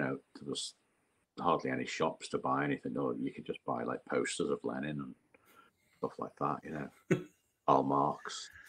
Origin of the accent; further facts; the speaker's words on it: Liverpool, North West England, United Kingdom; My mum was still in Liverpool. I think she got moved to. I think she might have got evacuated at one point, But it was, Liverpool was a docks.